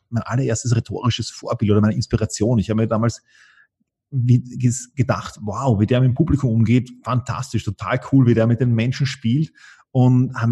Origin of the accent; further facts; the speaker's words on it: Vienna, Austria; Also ähm, beides. Wir hatten ein Haus am Land und ich war auch eine Zeit, also ich war, einen Teil meiner Schulkarriere war ich in Wien, einen Teil meiner Schulkarriere war ich am Land draußen.